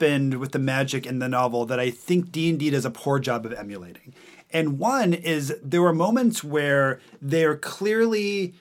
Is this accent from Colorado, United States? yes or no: no; Montana, United States; now in New York, United States; when I first moved to New York and people would ask me where I'm from and I'd say Montana